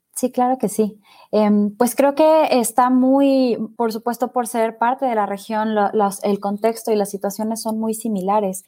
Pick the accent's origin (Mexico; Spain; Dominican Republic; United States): Mexico